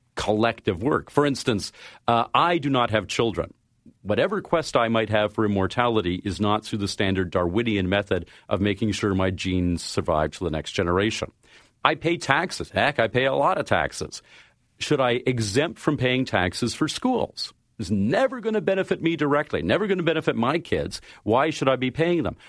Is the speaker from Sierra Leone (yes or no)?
no; Canada; I am a Canadian